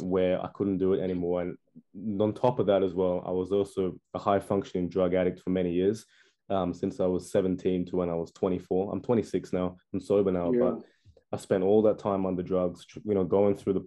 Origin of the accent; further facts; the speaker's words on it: Perth, Western Australia, Australia; I'm from Australia. I'm from Perth, Western Australia.